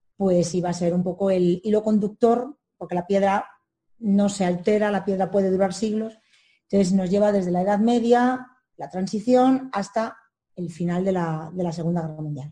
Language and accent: Spanish; Madrid, Community of Madrid, Spain; soy madrileña